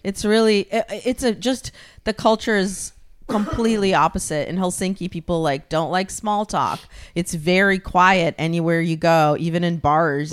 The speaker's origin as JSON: {"language": "English", "country": "Ukraine", "moved": "yes", "said": "I'm from Ukraine"}